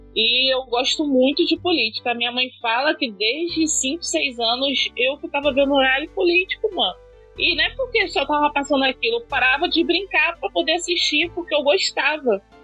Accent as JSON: {"language": "Portuguese", "region": "Rio de Janeiro", "country": "Brazil", "said": "Eu vim de Padre Miguel"}